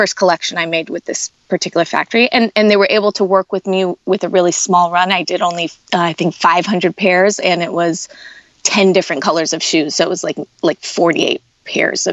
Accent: Tucson, Arizona, United States; also born or lived in Los Angeles, California / New York; I was born in Los Angeles. When I was 8, we moved to Arizona, to Tucson, which is a big college town. University of Arizona is there. So I grew up there, went through high school there

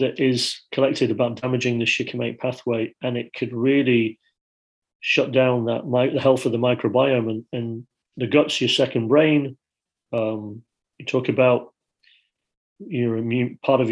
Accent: Yorkshire and the Humber, United Kingdom; I grew up in Yorkshire

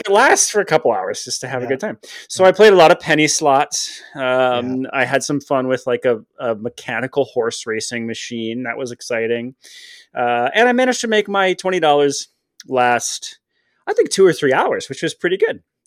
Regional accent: Detroit, Michigan, United States; growing up in Detroit

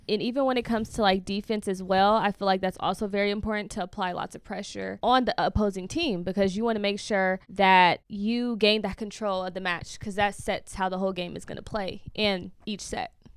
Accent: Bay Area, California, United States; I'm from the Bay Area

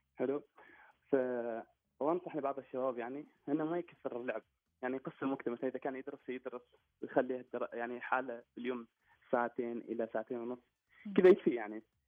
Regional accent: Oman; also born or lived in Qatar; مسجل اني انا في قطر واني عماني

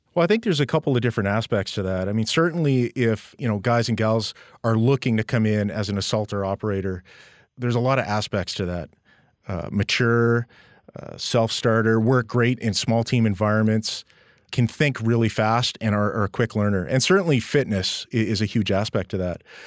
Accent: Edmonton, Alberta, Canada; moved away; also born or lived in Calgary; I'm a Western boy, born and raised in Edmonton

